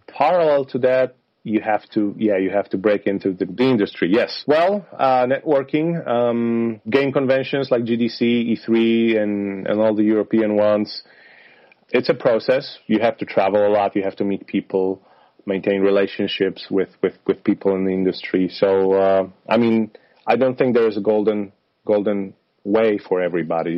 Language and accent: English; Poland; moved away; I come from I come from Poland, from Slavic region